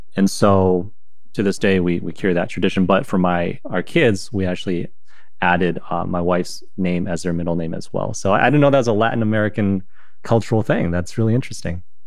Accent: China; now in United States; growing up in China and coming here

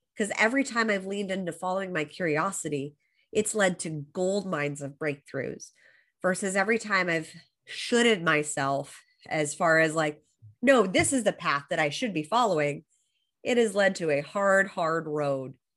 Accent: Los Angeles, California, United States; moved away as an adult; now in Australia; I was born and raised in Los Angeles

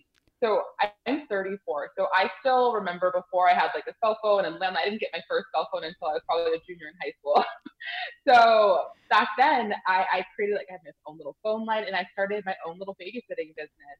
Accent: Mission Viejo, California, United States; moved away as an adult; also born or lived in New Jersey; now in Tempe, United States; I grew up in Mission Viejo, California, which is South Orange County

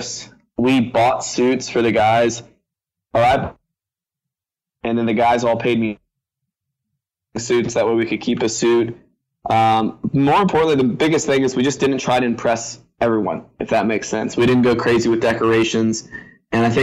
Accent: Virginia, United States; I'm from Virginia.

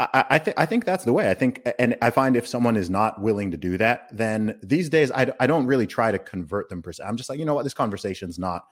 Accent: England, United Kingdom; I'm an Englishman.

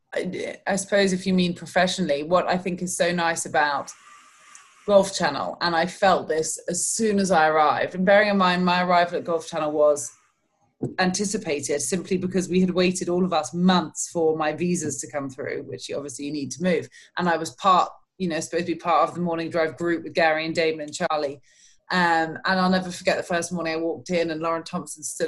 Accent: London, United Kingdom; accent: British; moved away as an adult; now in Orlando, United States; We grew up in London, but we used to spend the summers down there on the Kent coast

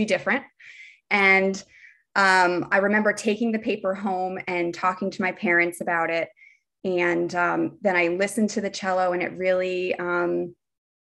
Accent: Bethlehem, Pennsylvania, United States; moved away as an adult; also born or lived in Delaware / New Jersey; I grew up in Bethlehem, Pennsylvania

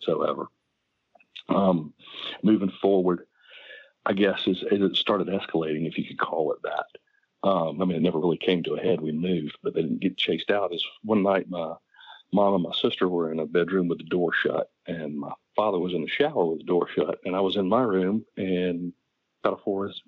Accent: Augusta, Georgia, United States; I grew up in East Georgia and Augusta.

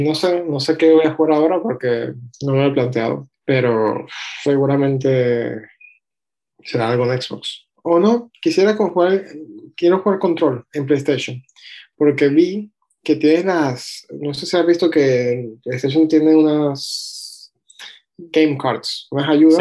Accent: Venezuela; nací en Venezuela

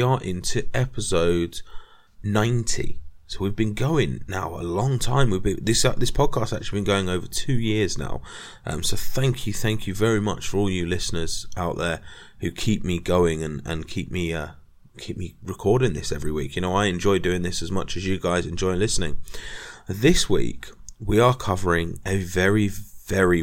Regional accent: England, United Kingdom; being English

